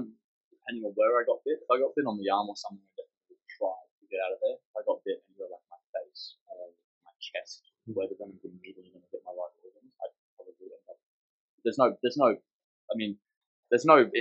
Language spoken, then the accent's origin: English; Palmer, Queensland, Australia; now in Fenner, Australia; I grew up in Palmer, Queensland, and my house was literally a couple hundred metres from a rip system in the mangroves.